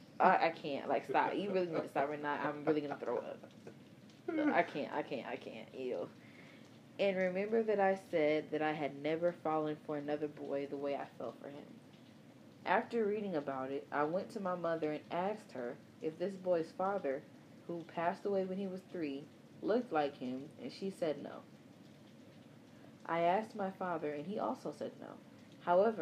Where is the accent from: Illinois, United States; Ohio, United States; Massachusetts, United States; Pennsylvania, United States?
Illinois, United States; Chicago; I'm from Chicago